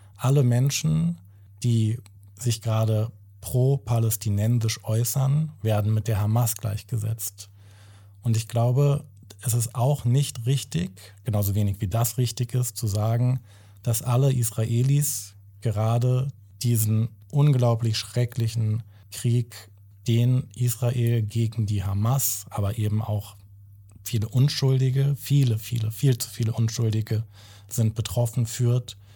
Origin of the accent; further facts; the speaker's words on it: Germany; Ich bin in Deutschland geboren, ich bin hier aufgewachsen.